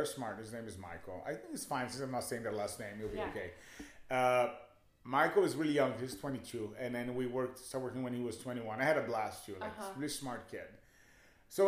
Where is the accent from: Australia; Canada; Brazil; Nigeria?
Brazil; moved away as an adult; also born or lived in Hollywood, Los Angeles / Echo Park, Los Angeles; now in Los Angeles, United States; growing up in Brazil, as a gay little boy, it's not always fun.